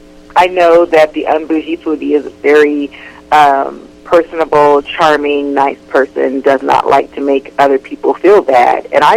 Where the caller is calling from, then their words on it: Los Angeles, California, United States; I'm calling from Los Angeles, California.